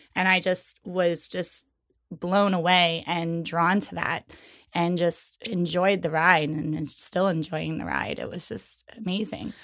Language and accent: English; York, Pennsylvania, United States; now in New York City, United States; I'm originally from York, Pennsylvania. Um, I moved to New York City in two thousand one